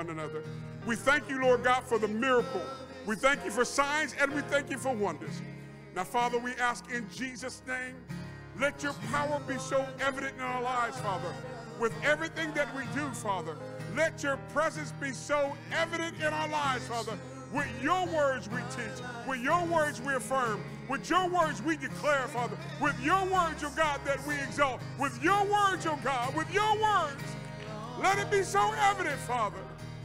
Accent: Ohio, United States; moved away; also born or lived in Nuremberg, Germany; I'm from Ohio, all the way over there in Nuremberg, Germany

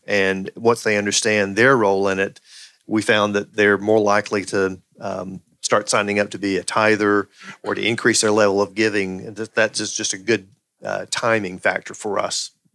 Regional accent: the Bible Belt, United States; I grew up in the Bible Belt

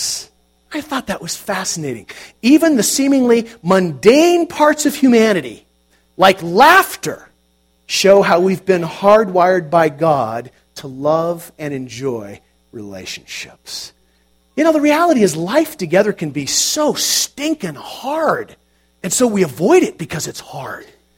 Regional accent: United States; we are American Christians

